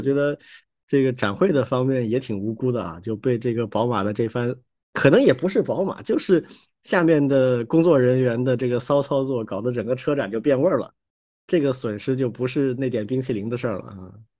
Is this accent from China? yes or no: yes; China; 我们中国人